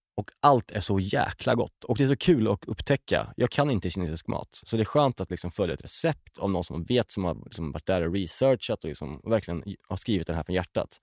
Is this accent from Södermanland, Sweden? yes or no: yes; Björkvik, Södermanland, Sweden; när jag växte upp. Eh, vi åkte ju mycket moppe. Alltså, vi hängde, vi hängde runt liksom, i, runt en kiosk i det samhället, Björkvik, där jag kommer ifrån